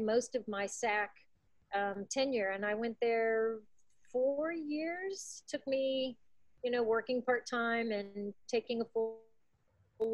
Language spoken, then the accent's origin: English; Belleville, Illinois, United States; moved away; also born or lived in Festus, Missouri area; I was born in Belleville, Illinois